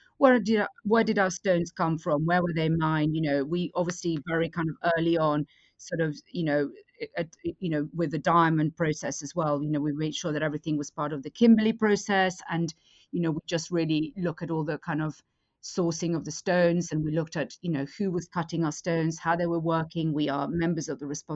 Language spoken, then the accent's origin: English; Madrid, Community of Madrid, Spain; moved away; I grew up in Madrid, and my mother had an antique business